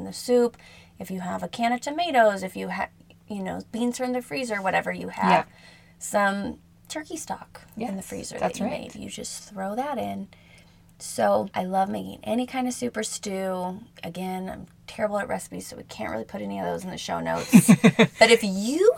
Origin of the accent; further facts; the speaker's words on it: New Mexico, United States; we're from New Mexico